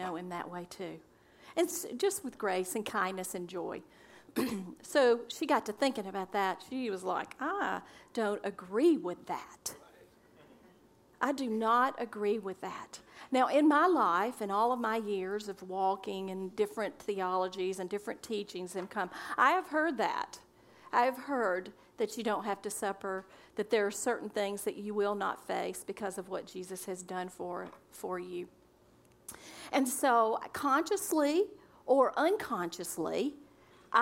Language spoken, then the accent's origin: English; Pinson, Alabama, United States; also born or lived in Brighton, England; I'm from Pinson, Alabama, on a farm with the cows and the chickens and the goats and the pigs.